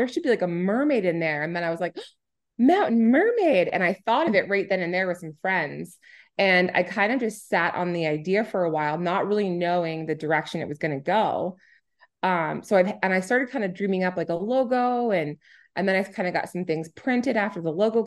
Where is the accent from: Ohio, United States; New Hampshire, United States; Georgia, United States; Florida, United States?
New Hampshire, United States; now in Edmonton, Canada; I'm originally from New Hampshire, and there's 17.3 miles of coastline, and I lived on it. My dad was a fisherman, a commercial fisherman